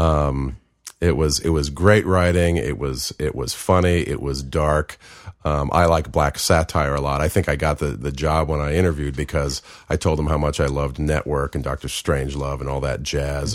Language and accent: English; Marin County, California, United States; also born or lived in Pennsylvania; now in Los Angeles, United States; I grew up in, uh, Marin County, just twenty miles north of San Francisco.